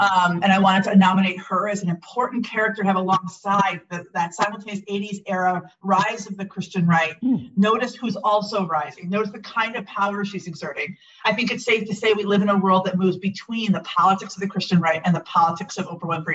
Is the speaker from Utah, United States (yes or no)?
no; Milwaukee, Wisconsin, United States; I was raised in Milwaukee, Wisconsin